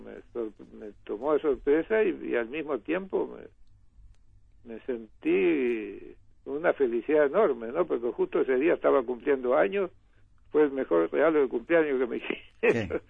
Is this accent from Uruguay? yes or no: yes; northern Uruguay, Uruguay; also born or lived in Montevideo; vos sos el norteño que venís con influencia de Brasil